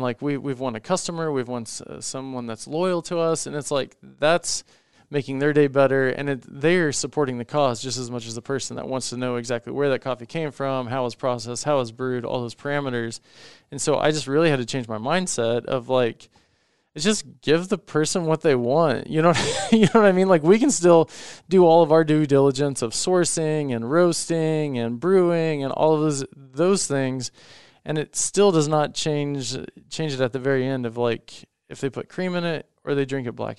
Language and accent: English; Indiana, United States; growing up in Indiana